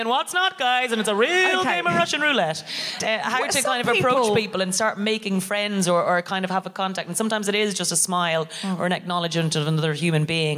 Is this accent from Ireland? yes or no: yes; Ireland; now in London, United Kingdom; I'm very privileged as an English speaking immigrant to arrive here and be able to immediately roughly be myself, even under the guise of being Irish